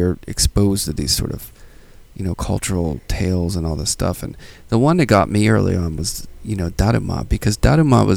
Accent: Pittsburgh, Pennsylvania, United States; I grew up in Pittsburgh

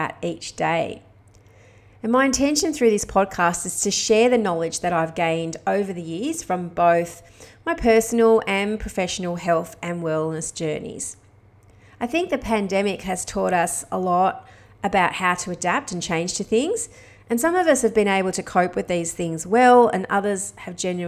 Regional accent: Australia; moved away as an adult; I've been living overseas as an Aussie expat

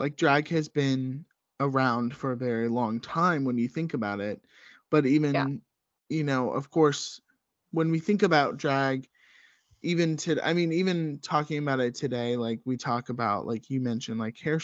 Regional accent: the South, United States; both Rachel and I grew up in the South

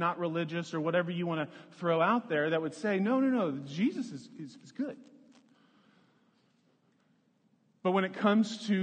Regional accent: Lawrence, Kansas, United States; moved away as an adult; also born or lived in Florida; When I was growing up, I grew up in Lawrence, Kansas

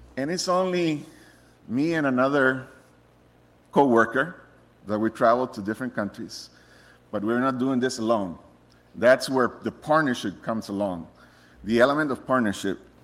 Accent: Costa Rica; moved away as an adult; I'm originally from Costa Rica. Um, I was born in a Christian home

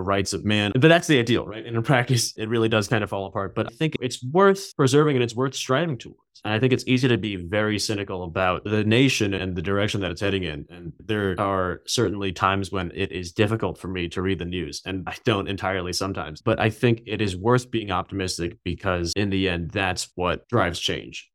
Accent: New York City, New York, United States; moved away as an adult; also born or lived in Beijing, China; now in California, United States; I grew up in New York City, and I came out to California for undergrad

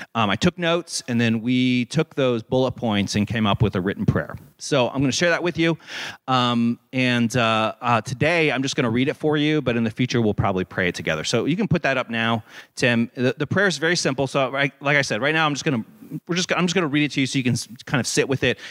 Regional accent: Hicksville, Ohio, United States; moved away; I grew up in Hicksville, Ohio, and my mom had a garden

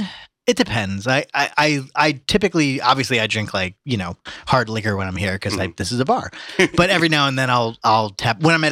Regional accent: Ireland; It's typically what I do as an Irishman.

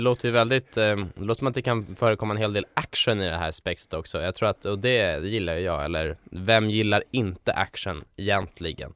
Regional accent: Stockholm, Stockholm County, Sweden; på Söder där jag kommer ifrån

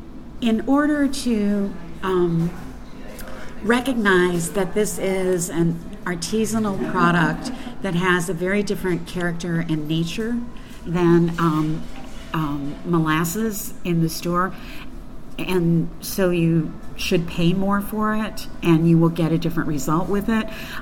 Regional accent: Louisville, Kentucky, United States; I don't have an accent, but that was an oddity in my family. We were all born in Eastern Kentucky. I grew up more in Louisville, so I probably lost a lot of the accent then.

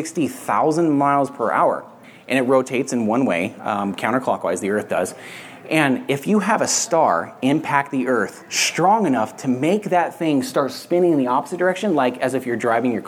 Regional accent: Barstow, California, United States; we're in the middle of the desert where I grew up in Southern California in Barstow

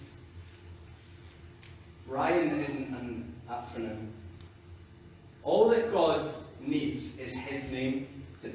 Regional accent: Scotland, United Kingdom; I'm Scottish, I'm a youth worker

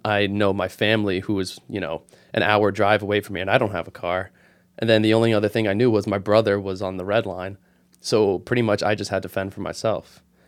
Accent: Newark, New Jersey, United States; moved away as an adult; also born or lived in Newton, Massachusetts; born and raised in Newark, um, for about seventeen years of my life, I was living here

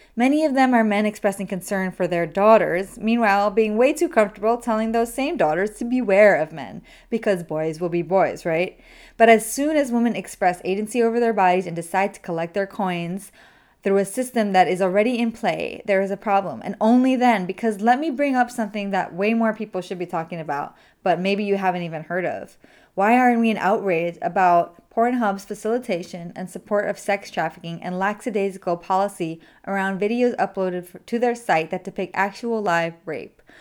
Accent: New York City, New York, United States; my hometown of the Bronx

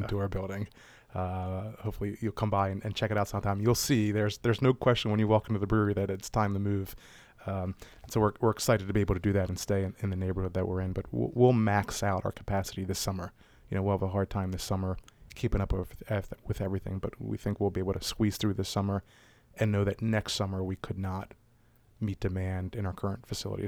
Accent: Baltimore, Maryland, United States; growing up around Maryland, uh, around Baltimore.

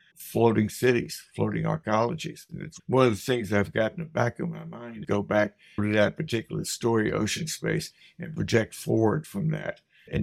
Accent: Nashville, Tennessee, United States; also born or lived in St. Louis, Missouri; now in Whately, United States; hometown of Nashville, Tennessee

